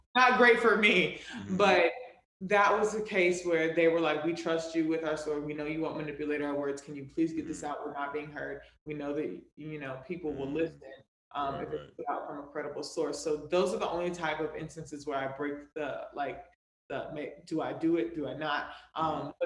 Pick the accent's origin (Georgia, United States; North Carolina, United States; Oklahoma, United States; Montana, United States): North Carolina, United States; Raleigh; now in New York City, United States; I'm from Raleigh, born and raised